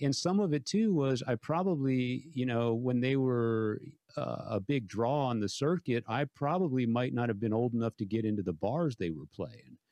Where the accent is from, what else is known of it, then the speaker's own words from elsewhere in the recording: San Antonio, Texas, United States; 3,000 of my hometown friends